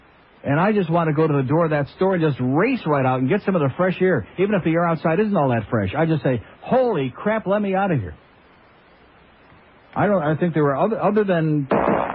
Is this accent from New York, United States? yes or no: yes; Rochester, New York, United States; now in Florida, United States; I grew up in Rochester